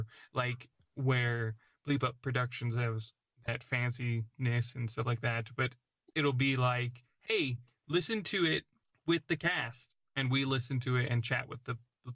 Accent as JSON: {"language": "English", "country": "United States", "said": "I'm American but... in an English culture."}